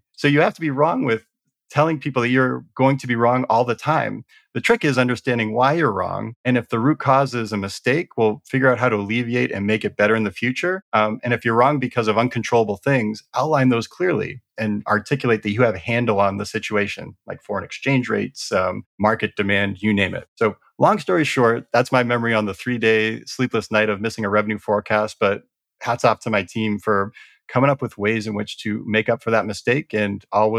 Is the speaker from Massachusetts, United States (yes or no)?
yes; Boston, Massachusetts, United States; You already covered, I'm from the Boston area.